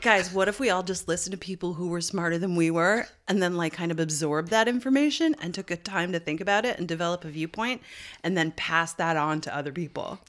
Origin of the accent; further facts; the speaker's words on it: St. John's, Newfoundland and Labrador, Canada; this part of my hometown, Saint John's, up on the Battery that overlooks Saint John's Harbor